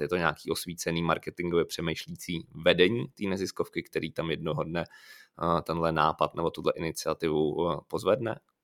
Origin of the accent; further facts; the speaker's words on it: Liberec, Liberec Region, Czechia; já jsem původem z Liberce